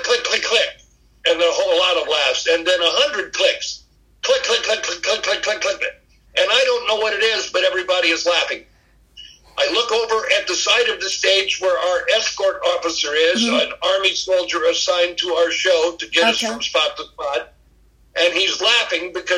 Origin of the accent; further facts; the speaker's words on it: United States; I'm from America, not North Korea.